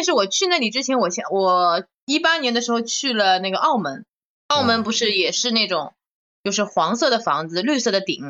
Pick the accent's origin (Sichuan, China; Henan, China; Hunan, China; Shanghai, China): Shanghai, China; 因为我从小在上海长大嘛，那外滩就在我妈家附近，我小时候一直去的